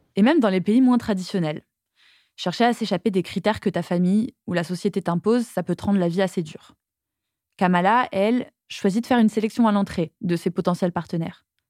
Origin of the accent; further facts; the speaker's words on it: Toulouse, Occitania, France; j'ai grandi à Toulouse